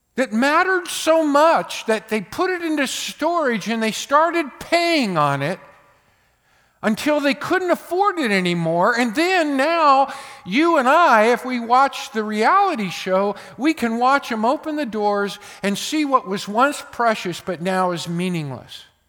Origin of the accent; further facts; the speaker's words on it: United States; born in America